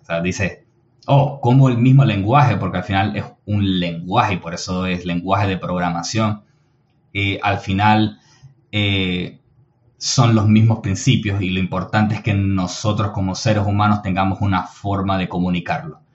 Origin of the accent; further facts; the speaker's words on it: Venezuela; soy de Venezuela